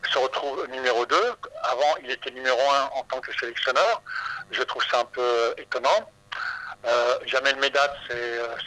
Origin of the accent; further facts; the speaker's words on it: Algeria; now in France; chez nous en Algérie